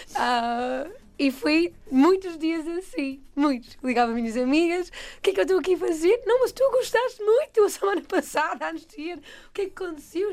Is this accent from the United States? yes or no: yes; United States; Portuguese is a second language; moved away as an adult; now in Portugal; sou americana